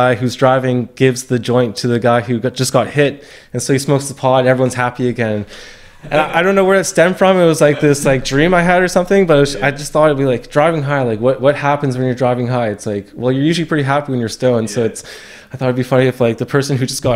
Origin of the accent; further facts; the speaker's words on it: Tsawwassen, British Columbia, Canada; moved away as an adult; I grew up in Tawasin, this small suburban town, about like half an hour away from Vancouver